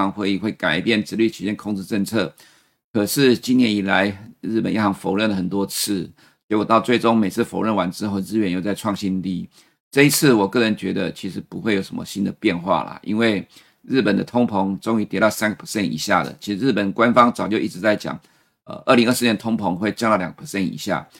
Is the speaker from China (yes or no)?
no; Taiwan; 奇怪，我们台湾人常常用了两百四十天的均线年线